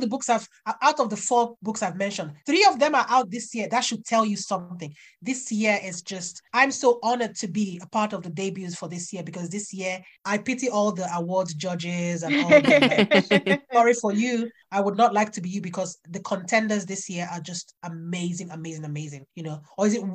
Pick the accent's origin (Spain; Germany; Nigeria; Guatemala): Nigeria; moved away as an adult; also born or lived in United Kingdom (birthplace); now in United Kingdom; I grew up in Nigeria knowing full well that I was going to come back here to where I was born